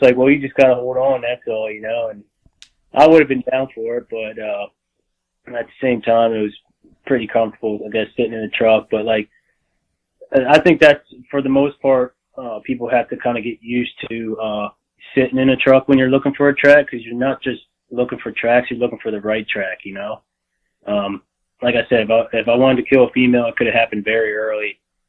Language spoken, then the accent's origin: English; Pennsylvania, United States; Like I said, I grew up here in South Central Pennsylvania. I moved up here when I was 10 years old, and I've kind of been hunting ever since.